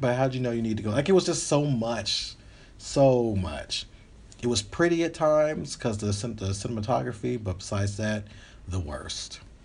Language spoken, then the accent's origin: English; the South, United States; now in Los Angeles, United States; I'm from the South, but I'm